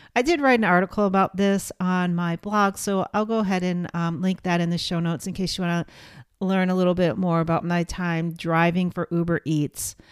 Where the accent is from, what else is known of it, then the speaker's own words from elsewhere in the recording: Portland, United States; here in my hometown of portland